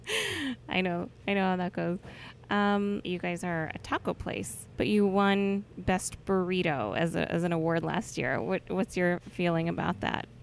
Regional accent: California, United States; I'm born and raised in California

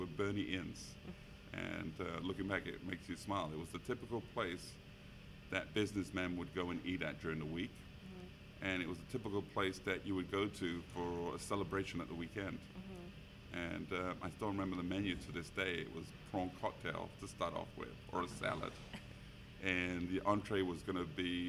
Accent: London, United Kingdom; now in San Francisco, United States; I grew up in around Wembley, where the big soccer stadium is

